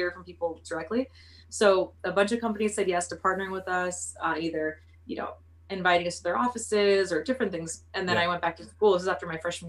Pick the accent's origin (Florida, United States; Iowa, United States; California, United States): California, United States; Oxnard; moved away as an adult; I'm from Oxnard, California. Oxnard is about an hour and a half north of LA.